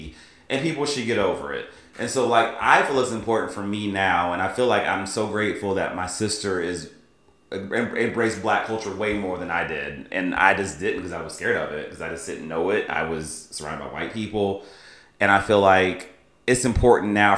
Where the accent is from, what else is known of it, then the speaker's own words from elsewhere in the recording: the South, United States; I grew up in the South